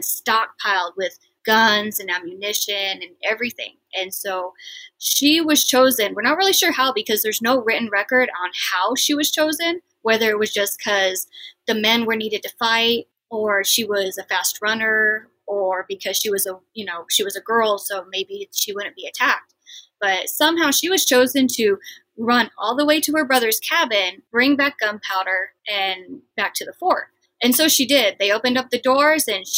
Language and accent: English; Midwest, United States; I grew up in the Midwest